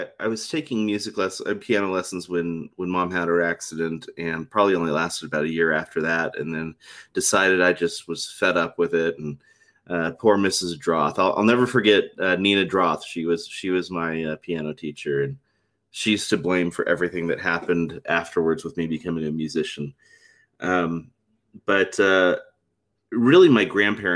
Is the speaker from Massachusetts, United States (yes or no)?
no; South Texas, United States; now in Utah, United States; I grew up in South Texas